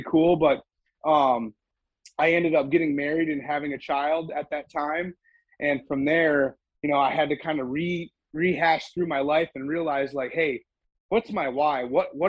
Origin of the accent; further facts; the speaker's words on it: central Minnesota, United States; moved away as an adult; now in Central Texas, United States; I grew up in central Minnesota